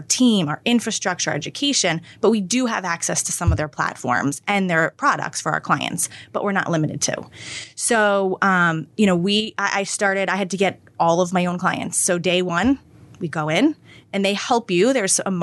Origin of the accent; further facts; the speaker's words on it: Princeton, New Jersey, United States; moved away as an adult; also born or lived in New York City; now in Fairhaven, United States; I'm from right outside of Princeton. I grew up there pretty much my whole life